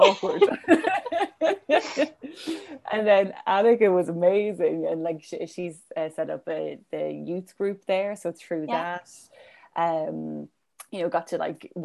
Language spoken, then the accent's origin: English; Cavan, Ulster, Ireland; I'm from Cavan, so, you know, we're close to the border.